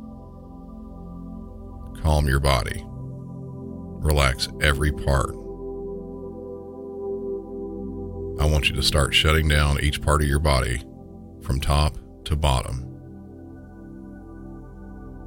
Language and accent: English; the South, United States; accent: southern; my normal southern accent